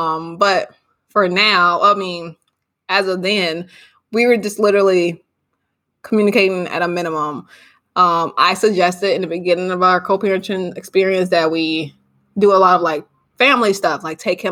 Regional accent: Chicago, Illinois, United States; I currently live in Chicago. We are from Chicago

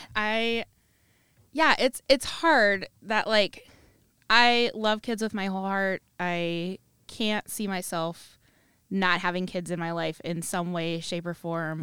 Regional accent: Cedar Rapids, Iowa, United States; I'm from the Cedar Rapids area

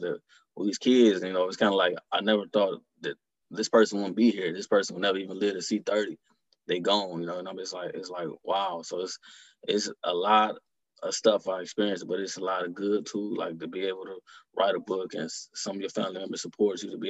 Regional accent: Detroit, Michigan, United States; growing up in Detroit

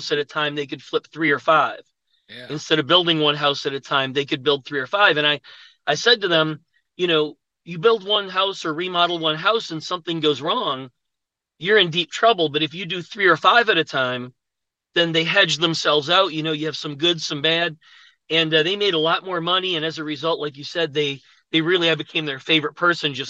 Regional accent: Buffalo, New York, United States; moved away as an adult; now in Atlanta, United States; I'm from Buffalo, New York. I went to college there.

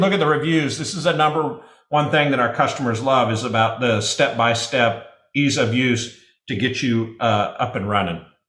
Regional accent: Nebraska, United States; I'm from Nebraska

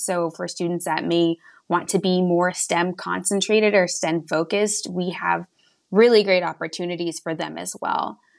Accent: West Texas, United States; moved away as an adult; now in Hartford, United States; I'm originally from small town, middle of nowhere, West Texas. I actually graduated high school with eight students

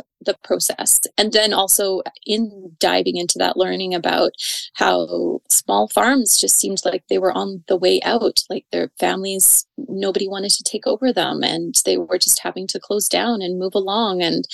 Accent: Calgary, Alberta, Canada; now in Didsbury, Canada; I was born and raised in Calgary

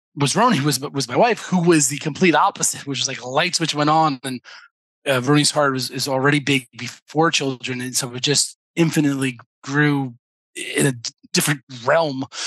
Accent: New York, United States; moved away as an adult; now in Israel; I'm I'm from New York. My family's in New York

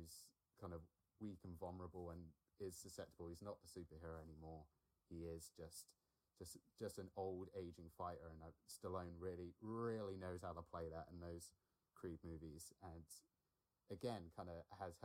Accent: Alderney, Guernsey; I grew up on an island in the Channel Islands. I grew up on Alderney.

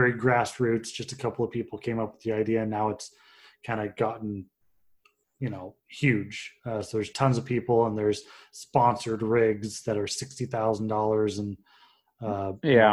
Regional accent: Pacific Northwest, United States; we're all from the Pacific Northwest

